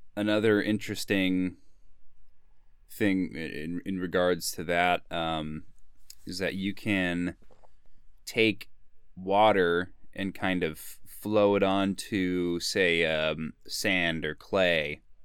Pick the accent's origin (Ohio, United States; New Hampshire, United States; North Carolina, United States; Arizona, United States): Arizona, United States; Sedona; growing up in Sonoma, Arizona